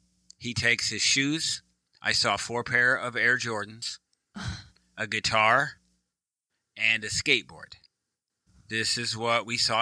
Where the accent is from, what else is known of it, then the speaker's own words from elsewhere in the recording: Midwest, United States; also born or lived in East Coast; now in Texas, United States; I'm a Midwesterner, then East Coast, and now Texas.